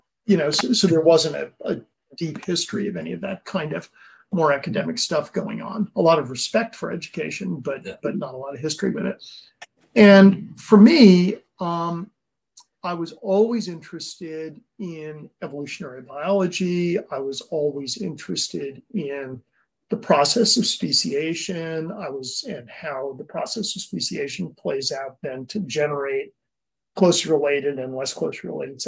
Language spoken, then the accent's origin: English; a little town outside of New Haven, Connecticut, United States; now in California, United States; I was raised in a little town outside of New Haven, Connecticut